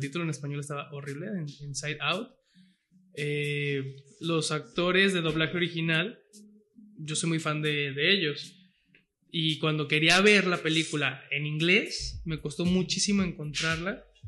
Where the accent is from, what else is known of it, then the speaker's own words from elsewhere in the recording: San Pedro Tlaquepaque, Jalisco, Mexico; yo que soy de Tlaquepaque